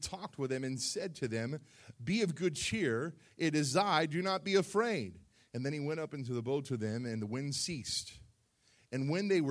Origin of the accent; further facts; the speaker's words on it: South Florida, United States; moved away; I grew up in South Florida